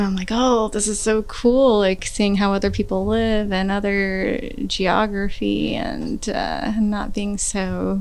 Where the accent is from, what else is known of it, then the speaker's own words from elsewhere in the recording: Kansas City, Missouri, United States; I grew up here in Kansas City, um, all around Kansas City, anywhere from 58th and Harrison all the way to the Northland